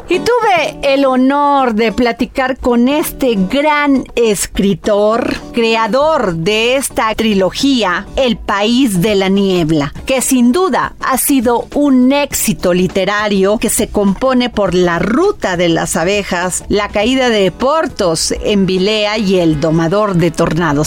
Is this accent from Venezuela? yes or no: no; Mexico; como mexicana